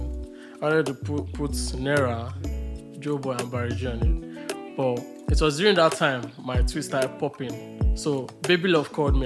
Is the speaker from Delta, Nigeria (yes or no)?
no; Agbado, Surulere, Lagos, Nigeria; also born or lived in Agege / Abeokuta (FUNAAB); I grew up in Agbado, Surulere.